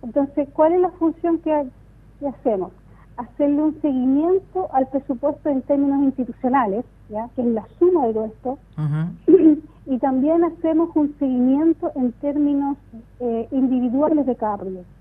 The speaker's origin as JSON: {"language": "Spanish", "town": "Los Ángeles", "region": "Biobío", "country": "Chile", "tie": "born or raised there", "moved": "as an adult", "lives_now": "Concepción, Chile", "said": "toda mi niñez y mi adolescencia la viví en Los Ángeles"}